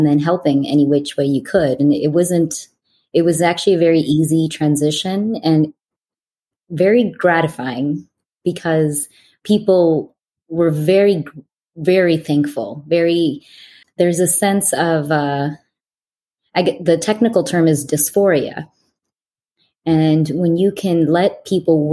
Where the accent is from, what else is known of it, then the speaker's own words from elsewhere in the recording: Canada; moved away as an adult; also born or lived in Olean, New York; now in United States; I am Canadian, living in America.